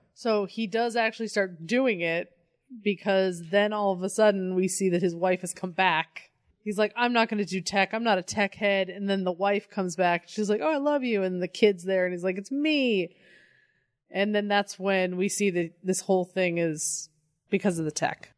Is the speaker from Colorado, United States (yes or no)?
yes; Colorado, United States; I'm from Colorado